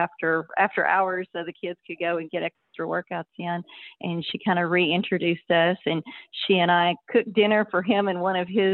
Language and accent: English; Stephenville, Texas, United States; also born or lived in Austin, Texas; I grew up in Stephenville, Texas